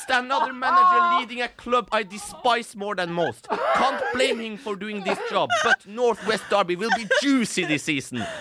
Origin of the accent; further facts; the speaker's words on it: Iran; now in Norway; Jeg er fra Persia. Jeg er fra Iran.